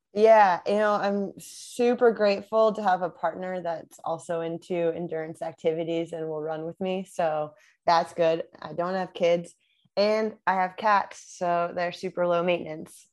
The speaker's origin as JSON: {"language": "English", "region": "Connecticut", "country": "United States", "also_born_or_lived": "Vermont", "moved": "as an adult", "lives_now": "Southern California, United States", "said": "I'm from Connecticut originally"}